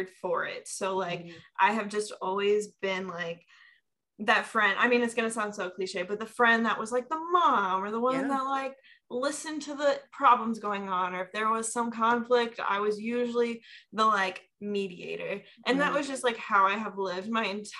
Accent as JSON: {"language": "English", "town": "Omaha", "region": "Nebraska", "country": "United States", "tie": "born or raised there", "moved": "as an adult", "lives_now": "Chicago, United States", "said": "I'm from Omaha, Nebraska. I was born and raised there. At 18, I moved to Chicago area"}